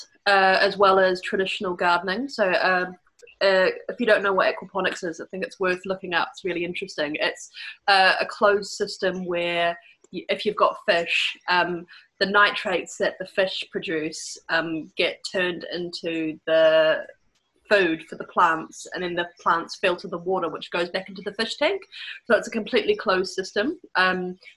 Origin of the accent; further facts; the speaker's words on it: New Zealand; moved away; I'm from New Zealand.